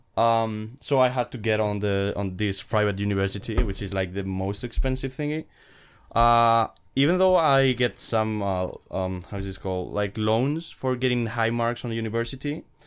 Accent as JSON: {"language": "English", "town": "Madrid", "region": "Community of Madrid", "country": "Spain", "said": "I'm from Madrid, Spain, and I'm studying third year of, uh, computer engineering here at Madrid."}